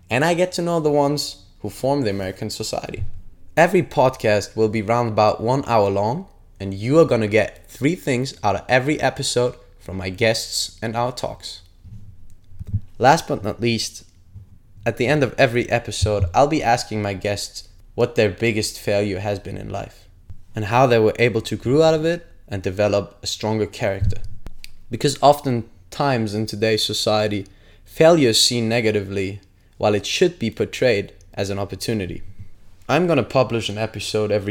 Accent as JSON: {"language": "English", "country": "Germany", "also_born_or_lived": "Phoenix, Arizona", "moved": "as an adult", "said": "I went back home to Germany"}